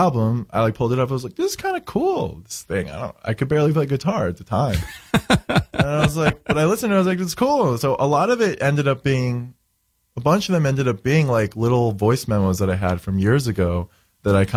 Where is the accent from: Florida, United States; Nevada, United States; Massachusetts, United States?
Florida, United States; moved away; I grew up in Florida, so I always go to Florida.